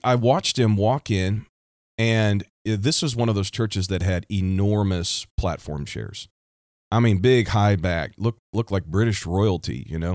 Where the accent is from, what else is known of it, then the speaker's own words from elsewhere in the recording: Kansas City, Missouri, United States; I'm from the United States, right here in the heartland, the Midwest, Kansas City, Missouri